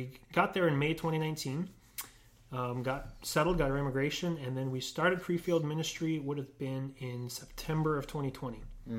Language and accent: English; Canada; moved away; I'm Canadian.